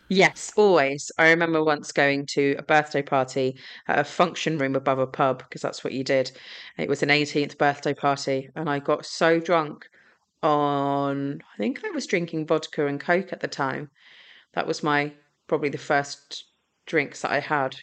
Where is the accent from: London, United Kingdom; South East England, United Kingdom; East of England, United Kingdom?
South East England, United Kingdom; Gravesend; I uh, grew up in Gravesend in Kent